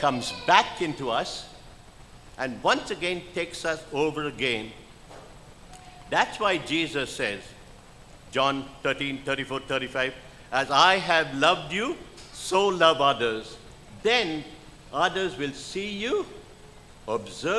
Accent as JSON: {"language": "English", "country": "India", "also_born_or_lived": "Missouri, United States", "moved": "yes", "lives_now": "United States", "said": "I'm an Indian citizen, no longer"}